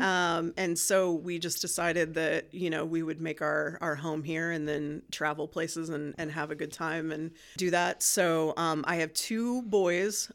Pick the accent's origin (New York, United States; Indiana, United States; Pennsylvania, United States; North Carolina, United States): Indiana, United States; Martinsville; moved away as an adult; also born or lived in Bloomington, Indiana; now in Muncie, United States; we moved to Martinsville for most of my growing up time